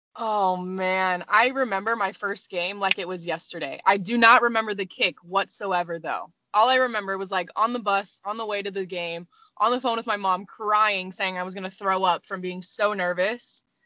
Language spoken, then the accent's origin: English; Arizona, United States; moved away; also born or lived in California / Colorado; I was born in California, raised in Arizona